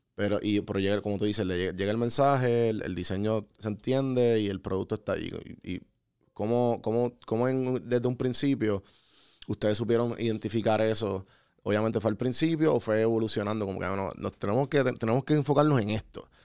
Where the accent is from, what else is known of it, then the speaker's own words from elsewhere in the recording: Puerto Rico; also born or lived in United States; soy boricua